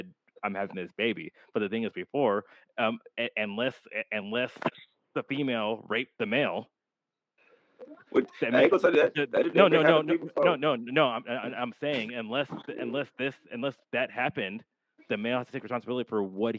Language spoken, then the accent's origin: English; California, United States; I'm from California.